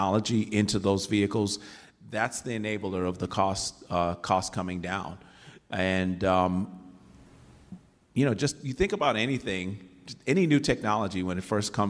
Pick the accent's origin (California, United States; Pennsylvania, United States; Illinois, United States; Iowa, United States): Illinois, United States; Chicago; now in Michigan, United States; I grew up in Chicago, south side of Chicago